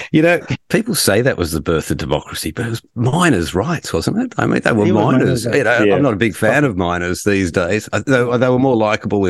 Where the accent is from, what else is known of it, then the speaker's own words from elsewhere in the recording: Melbourne, Victoria, Australia; moved away as an adult; also born or lived in Bendigo; now in Sydney, Australia; I'm a Victorian originally. I was born in Bendigo. And educated in Melbourne. In fact, I learnt the ways of the world in Melbourne, and I came to spread the faith up here in Sydney